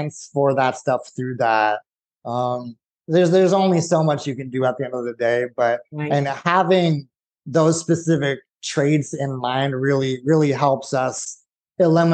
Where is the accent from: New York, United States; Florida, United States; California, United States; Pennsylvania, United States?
California, United States; Santa Clarita; moved away as an adult; now in Texas, United States; I grew up in California, lived there my whole life.